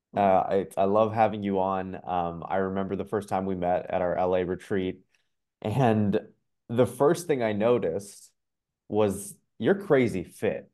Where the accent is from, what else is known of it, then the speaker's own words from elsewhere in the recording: Ottawa, Ontario, Canada; I'm from Ottawa